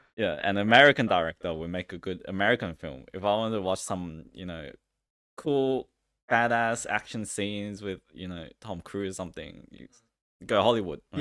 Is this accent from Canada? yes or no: no; China; I was born in China